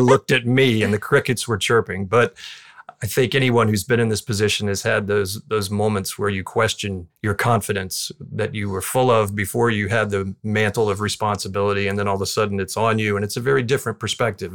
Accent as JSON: {"language": "English", "region": "Southwest Florida", "country": "United States", "tie": "born or raised there"}